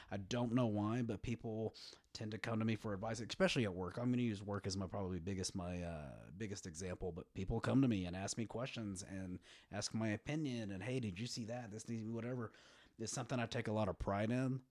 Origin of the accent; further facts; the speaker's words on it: West Texas, United States; I grew up in West Texas